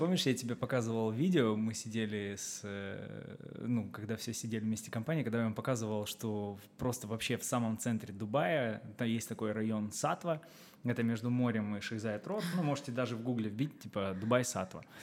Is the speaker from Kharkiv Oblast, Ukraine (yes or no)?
yes; Kharkiv, Kharkiv Oblast, Ukraine; moved away as an adult; now in Dubai, United Arab Emirates; проживя 23 года в э, Украине, я из Харькова